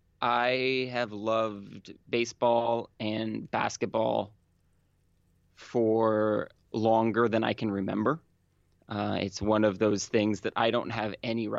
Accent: Mendocino County, California, United States; I was born and raised in Mendocino County

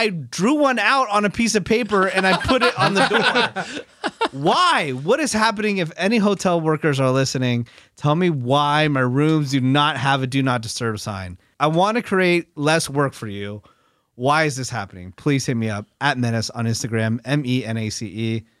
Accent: West Coast, United States; growing up on the West Coast, I always thought it was just like part of New York City.

